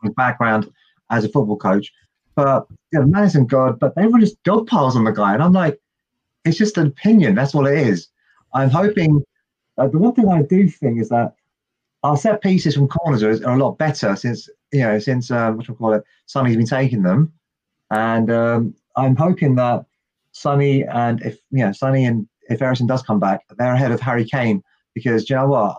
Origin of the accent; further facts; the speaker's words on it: United Kingdom; I'm British